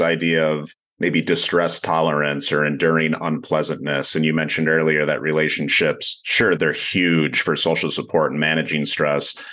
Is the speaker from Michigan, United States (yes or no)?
yes; Grand Rapids, Michigan, United States; I'm from Grand Rapids, Michigan